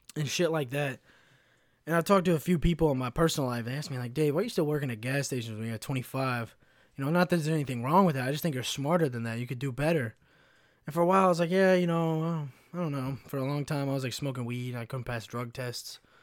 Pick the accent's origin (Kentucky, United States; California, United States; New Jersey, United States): Kentucky, United States; moved away; also born or lived in Chicago; I grew up in a, in a little shit town in Kentucky